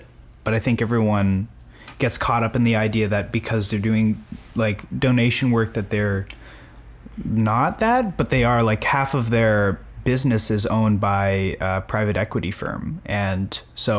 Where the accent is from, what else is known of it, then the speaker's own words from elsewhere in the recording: Winnipeg, Manitoba, Canada; growing mm-hmm. up in Winnipeg